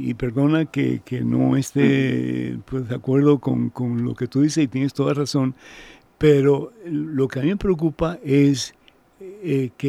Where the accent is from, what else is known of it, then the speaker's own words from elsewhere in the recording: Venezuela; Soy venezolana, pero sin embargo no me gusta ese nombre para Mamá María.